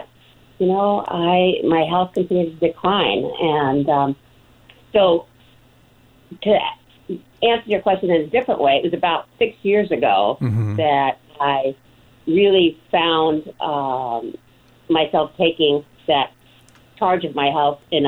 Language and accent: English; Greece; moved away; I was born and raised in Greece